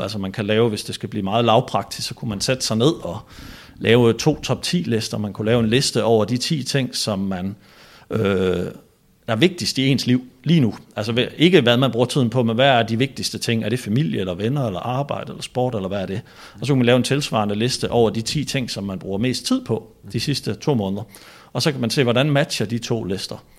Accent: Denmark; now in Copenhagen, Denmark; nu er jeg jo fra Jylland

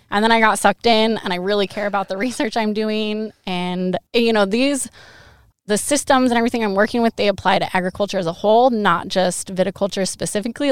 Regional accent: Monroe, Washington, United States; moved away as an adult; now in Eastern Washington, United States; Monroe High School. So I'm from Western Washington.

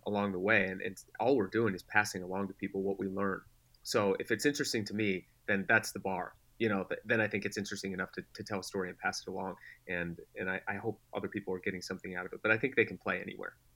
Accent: Denver, Colorado, United States; moved away; also born or lived in San Diego; I grew up in Denver

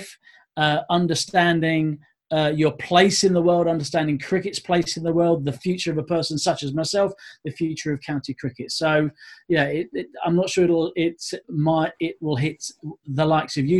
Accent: Essex, East of England, United Kingdom; born and bred in Essex, played my terrible standard of Sunday cricket in West Essex

